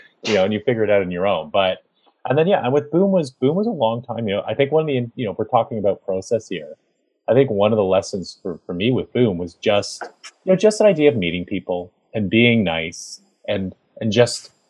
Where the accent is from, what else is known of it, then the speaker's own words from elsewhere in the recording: Canada; I am a Canadian comic book creator.